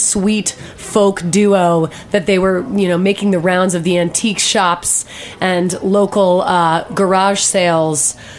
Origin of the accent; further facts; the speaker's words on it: Delaware, United States; now in New York, United States; I grew up in Delaware.